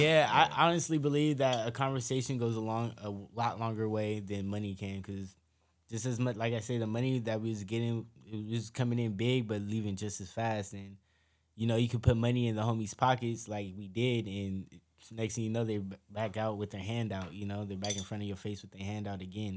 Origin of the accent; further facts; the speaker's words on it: Long Beach, California, United States; we were always hung around the same circle growing up in Long Beach